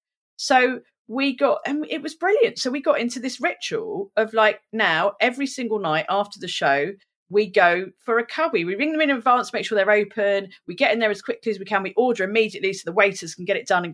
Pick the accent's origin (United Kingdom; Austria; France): United Kingdom; England; I'm English.